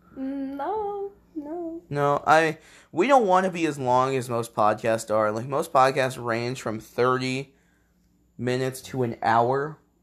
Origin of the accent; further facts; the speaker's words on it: Illinois, United States; we're from Illinois